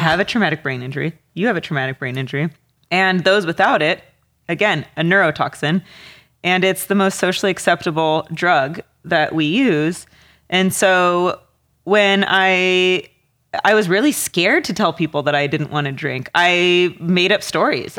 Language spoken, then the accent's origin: English; Walla Walla, Washington, United States; growing up in Walla Walla